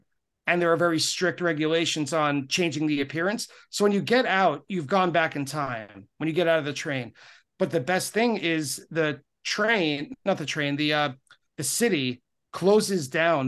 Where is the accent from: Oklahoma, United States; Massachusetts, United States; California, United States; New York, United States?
New York, United States; Long Island; now in Queens, United States; having been a lifelong New Yorker, I grew up on Long Island, moved to New York to Queens, which is part of New York City.